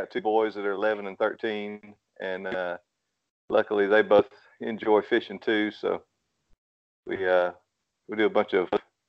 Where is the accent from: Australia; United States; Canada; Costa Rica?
United States; Rome, Georgia; I'm from Rome, Georgia.